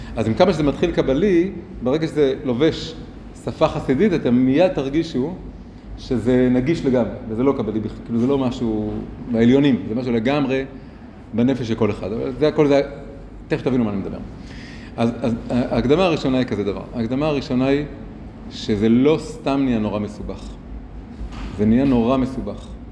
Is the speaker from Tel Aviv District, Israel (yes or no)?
yes; Tel Aviv, Tel Aviv District, Israel; moved away as an adult; also born or lived in Jerusalem; גדלתי פה ממש, אה, מרחק קרוב מאוד, ליד כיכר התרים, ברחוב הירקון, ואחרי זה ב- עוד מקומות באזור